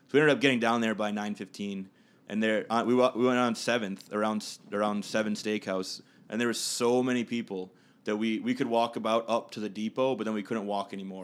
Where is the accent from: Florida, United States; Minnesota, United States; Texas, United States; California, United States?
Minnesota, United States; Minnetonka; my family and I moved out to Minnetonka when I was seven